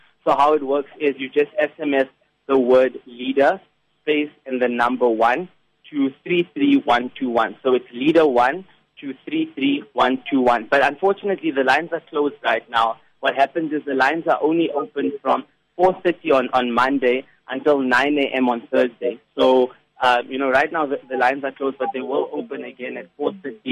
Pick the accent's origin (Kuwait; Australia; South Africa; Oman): South Africa; Klerksdorp, North West; I'm originally from the Northwest Province, from Klerksdorp